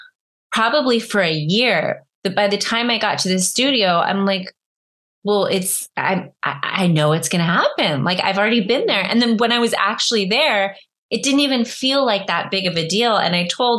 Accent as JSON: {"language": "English", "region": "Northern California", "country": "United States", "said": "I'm from Northern California"}